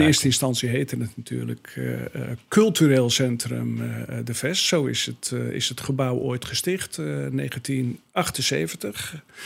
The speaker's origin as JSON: {"language": "Dutch", "town": "Breezand", "region": "North Holland", "country": "Netherlands", "moved": "as an adult", "lives_now": "Alkmaar, Netherlands", "said": "van oorsprong kom ik uit de kop van Noord-Holland, nabij Den Helder, uit het mooie dorp Brezand, bekend eh, om de bloembollen"}